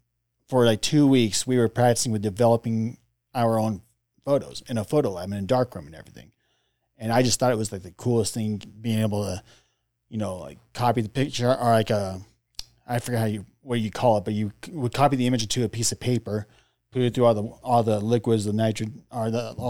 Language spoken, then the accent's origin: English; Seattle, Washington, United States; he retired in 95 Seattle area. So that's why I come from Seattle.